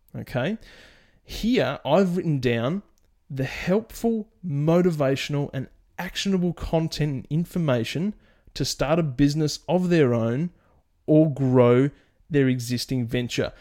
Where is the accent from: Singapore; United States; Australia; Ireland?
Australia; my home country of Australia